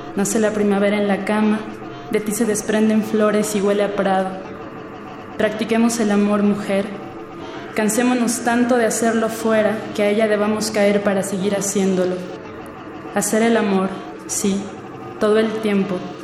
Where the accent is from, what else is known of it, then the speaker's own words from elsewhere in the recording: Naucalpan de Juárez, State of Mexico, Mexico; now in Mexico City, Mexico; nací en el Estado de México, en Aucalpan de Juárez, pero actualmente radico en la Ciudad de México